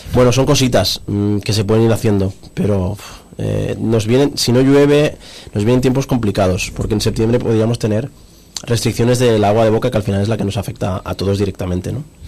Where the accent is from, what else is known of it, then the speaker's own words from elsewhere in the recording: Cerdanyola del Vallès, Catalonia, Spain; por mi gente y por mi pueblo